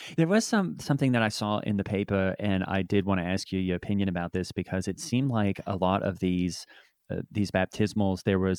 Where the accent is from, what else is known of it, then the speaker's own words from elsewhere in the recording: Australia; Yeah, I'm from Australia.